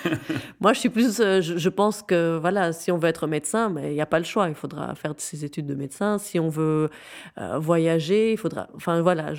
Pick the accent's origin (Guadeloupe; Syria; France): Syria; moved away as an adult; now in Belgium; J'ai grandi en Syrie. Je suis belge euh, qui a grandi en Syrie, euh, de parents syriens et marocains